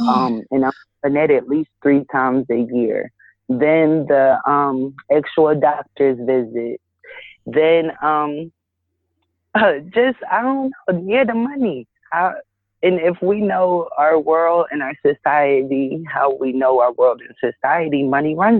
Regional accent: Georgia, United States; now in Philadelphia, United States; I live in Philly, but I grew up down south in Georgia

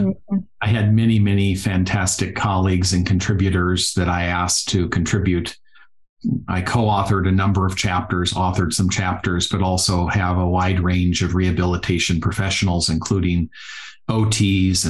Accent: Gowrie, Iowa, United States; accent: Minnesota; also born or lived in Fort Dodge, Iowa / Minnesota; now in Tucson, United States; the town I grew up in was one of the thousands of less than 1,000 people. Farm communities just south of there. It's a town called Gowrie.

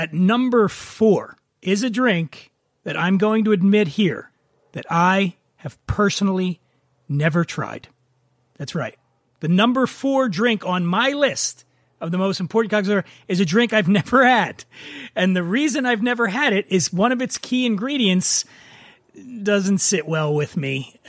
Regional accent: East Coast, United States; I grew up on the East Coast

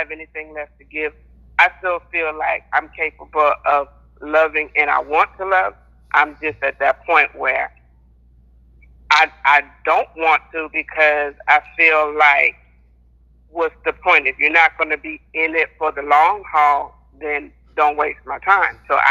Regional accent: South Carolina, United States; now in Lufkin, United States; I'm from South Carolina, but I currently reside in Texas

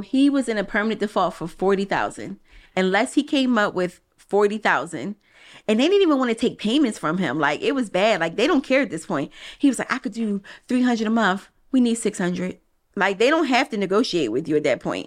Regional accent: Philadelphia, Pennsylvania, United States; I'm from Philly

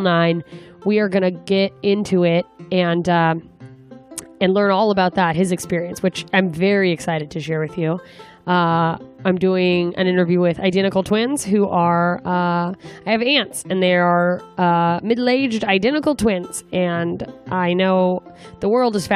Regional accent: Anchorage, Alaska, United States; moved away; my hometown of Anchorage, Alaska

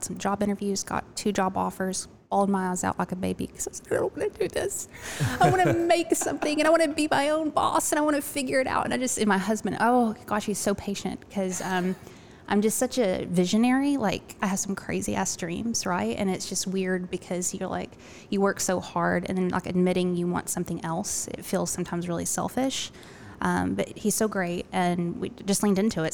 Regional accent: Little Rock, Arkansas, United States; now in Augusta, United States

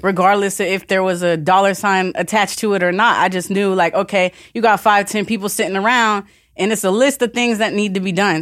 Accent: Vero Beach, Florida, United States; moved away; also born or lived in Orlando / California / North Carolina / Virginia; Originally from Vero Beach, um, but I've traveled all over the country.

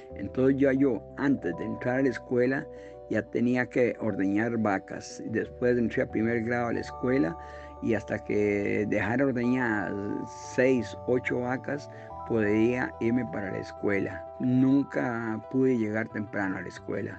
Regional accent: Brasil de Mora, San José, Costa Rica; also born or lived in Piedades de Santa Ana; Soy de Piedades de Santa Ana, pero nativo en Brasil de Mora.

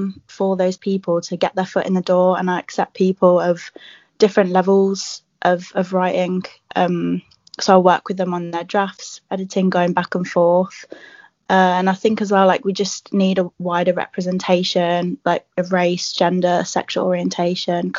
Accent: Birmingham, West Midlands, United Kingdom; moved away; also born or lived in London; I'm originally from Birmingham

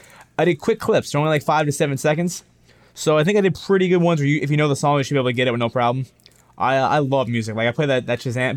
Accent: Florida, United States; we're from Florida.

